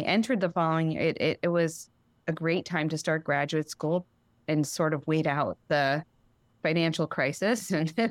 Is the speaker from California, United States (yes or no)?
yes; Los Angeles, California, United States; moved away; also born or lived in New Haven, Connecticut; I grew up in Los Angeles. Mm-hmm. I'm from LA originally